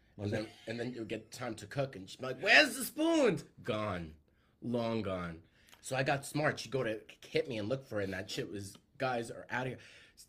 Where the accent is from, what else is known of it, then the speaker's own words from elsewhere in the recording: New York City, New York, United States; now in California, United States; oh, you're from Staten Island. I'm like, I grew up on Marble and Granite.